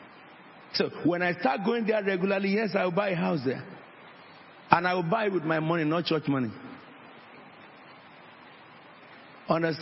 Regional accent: Nigeria; moved away; I was born in Nigeria

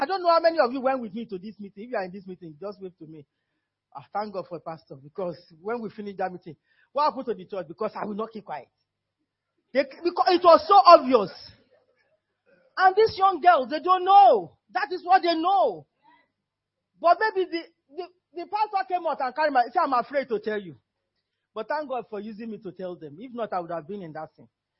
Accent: Nigeria; moved away; I'm still Nigerian

